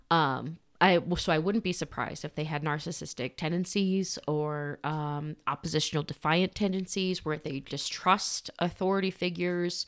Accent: Socorro, New Mexico, United States; We're from Socorro

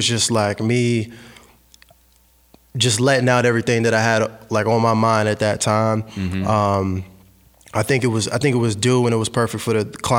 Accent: Fredericksburg, Virginia, United States; now in Richmond, United States; Well, I'm actually from Fredericksburg, Virginia, but I moved to Richmond a few years back.

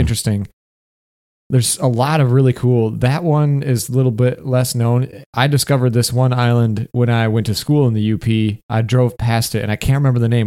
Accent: Michigan, United States; moved away as an adult; also born or lived in Detroit, Michigan / Upper Peninsula, Michigan; now in California, United States; I'm from Michigan

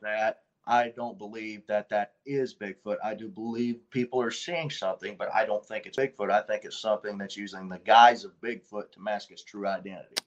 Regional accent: Red Bud, Illinois, United States; we was living with my grandfather at the time uh, on South Prairie Road, just outside of Redbud, Illinois

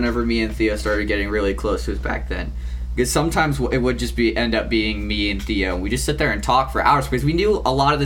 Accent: North Carolina, United States; I'm from North Carolina

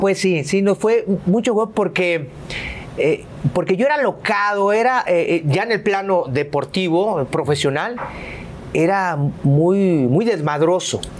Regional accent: Jarocho, Veracruz, Mexico; also born or lived in Poza Rica; soy jarocho

